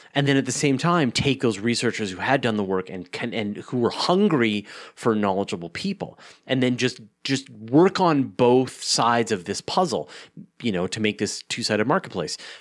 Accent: Canada; I'm a Canadian.

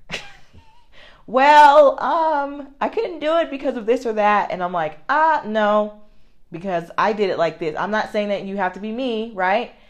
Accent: United States; I love being an American.

